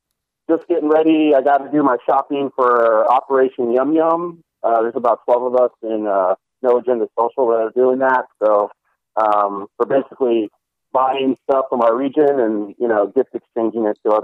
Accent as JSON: {"language": "English", "region": "California", "country": "United States", "said": "I'm from California."}